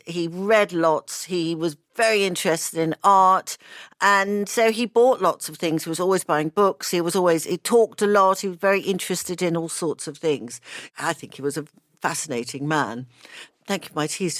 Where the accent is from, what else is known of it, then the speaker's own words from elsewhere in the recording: Australia; born there; So I was born in Australia.